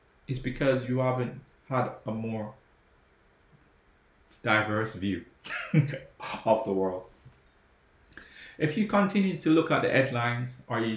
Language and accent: English; Jamaica; now in England; I grew up in Jamaica